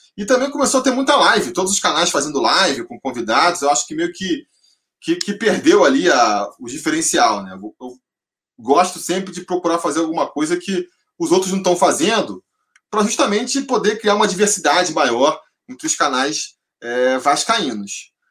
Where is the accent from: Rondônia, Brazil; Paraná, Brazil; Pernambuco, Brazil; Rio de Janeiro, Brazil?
Rio de Janeiro, Brazil; moved away as an adult; now in São Paulo, Brazil; eu nasci sou carioca, e até os 30 anos de idade, mais ou menos, eu morei no Rio de Janeiro